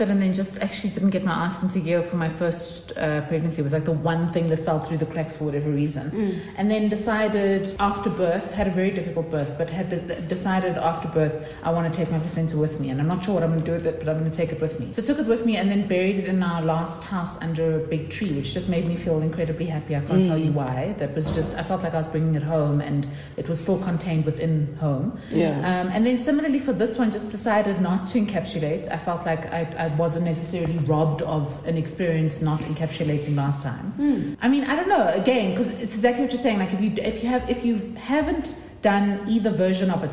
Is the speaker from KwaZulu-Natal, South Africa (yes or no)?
no; Johannesburg, Gauteng, South Africa; I grew up in Johannesburg